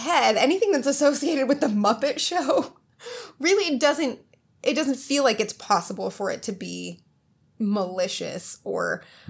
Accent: England, United Kingdom; Because before I know it, I'm English, and that's just not appropriate.

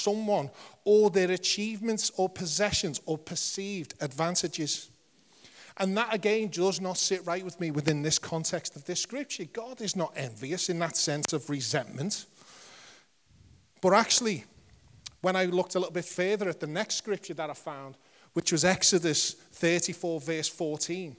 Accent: Liverpool, North West England, United Kingdom; accent: Scouse; I'm a Scouser

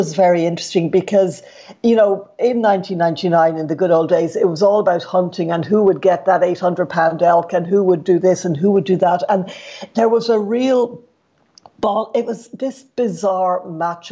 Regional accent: Ireland; moved away as an adult; now in United States; as Irish people and as Europeans

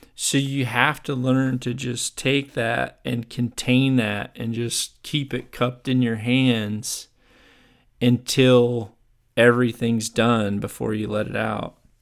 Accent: Chicago, Illinois, United States; moved away; I'm originally from the Chicago area. That's where I grew up and played.

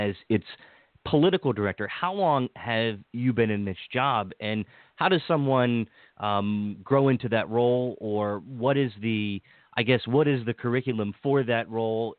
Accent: Washington County, Maryland, United States; also born or lived in Montgomery County, Maryland; where I grew up in Washington County

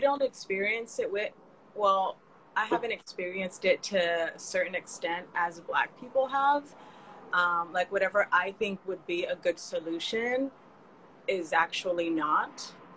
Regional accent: California, United States; now in New York, United States; I grew up in California and all of my friends were Mexican

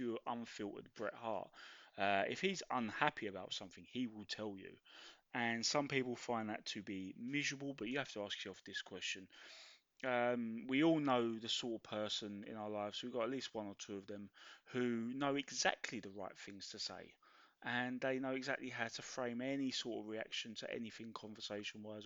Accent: London, United Kingdom; as a Londoner

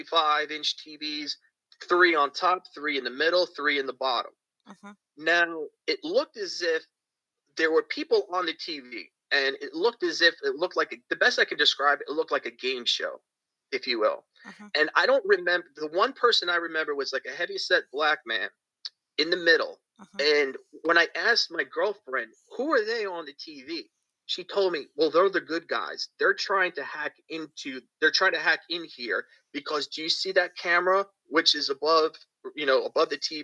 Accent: Bayonne, New Jersey, United States; also born or lived in Clearwater, Florida; now in St. Petersburg, United States; in my hometown of Bayonne, New Jersey

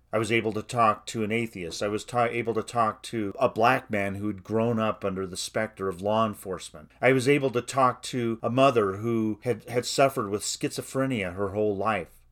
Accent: United States; I'm an American, white, a suburban man

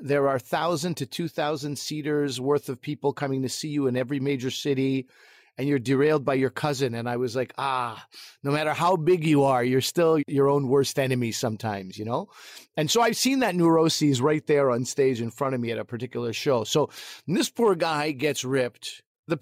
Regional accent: Pakistan; as a Pakistani, a fellow Pakistani

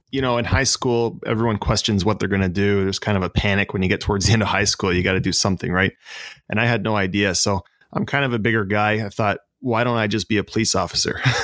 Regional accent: Lindsay, Ontario, Canada; moved away as an adult; also born or lived in Balsam Lake / Toronto; now in Oshawa, Canada; So I was born in Lindsay, which is about 45 minutes north of here. And I kind of grew up half in Lindsay and half up near Balsam Lake

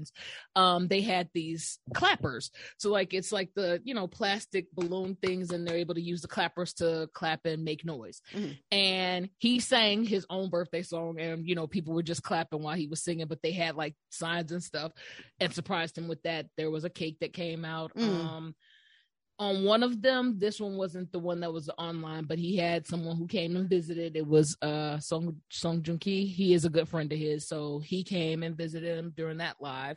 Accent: United States; as an American

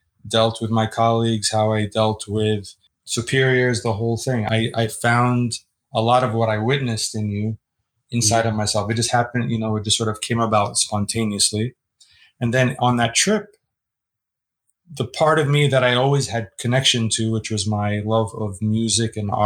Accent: United States; Being born and raised in America by parents who came from a different place

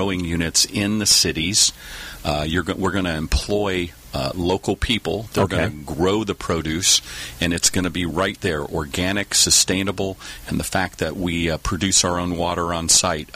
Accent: Texas, United States; moved away; I grew up in Texas, and we had greenhouses in our backyard

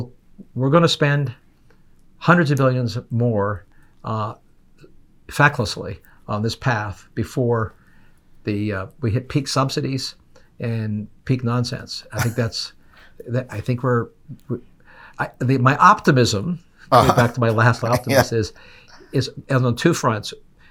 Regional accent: Canada; now in United States; I'm an immigrant. I came from Canada, adopted this country.

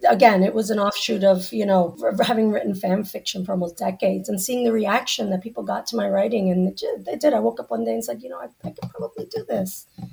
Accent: Central Florida, United States; I grew up in Central Florida

